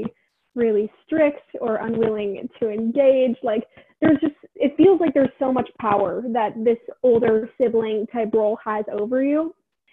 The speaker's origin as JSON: {"language": "English", "region": "Northern Virginia", "country": "United States"}